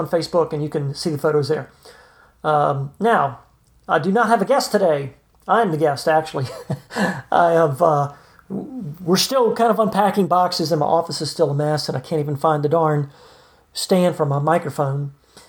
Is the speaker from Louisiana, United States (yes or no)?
yes; New Orleans, Louisiana, United States; moved away as an adult; now in Piedmont, United States; I was born in New Orleans, one of our country's great cities